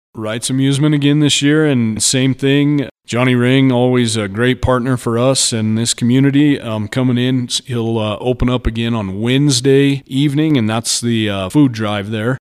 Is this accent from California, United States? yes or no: no; San Luis Valley, Colorado, United States; I'm a native, born and raised here my entire life